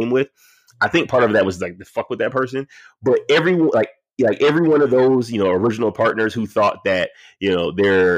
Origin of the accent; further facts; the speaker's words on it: Detroit, Michigan, United States; I'm from Detroit